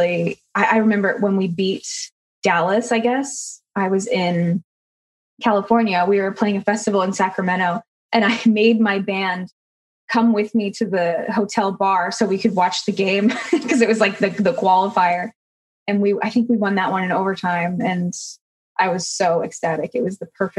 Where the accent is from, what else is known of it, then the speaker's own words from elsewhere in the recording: Alberta, Canada; moved away; growing up in Alberta, there's kind of no shortage of really beautiful outdoor landscape